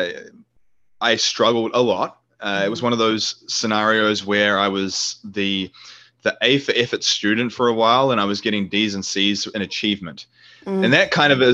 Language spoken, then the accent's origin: English; New Zealand; moved away; New Zealand, which is my home country